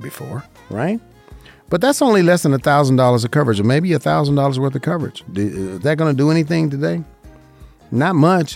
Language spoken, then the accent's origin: English; Las Vegas, Nevada, United States; right here in Las Vegas, Nevada. I love it. This is my hometown. I was born and raised here